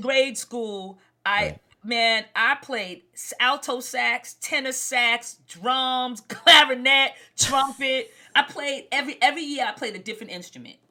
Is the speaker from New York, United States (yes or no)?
yes; New York City, New York, United States; I was born and raised in Brooklyn, New York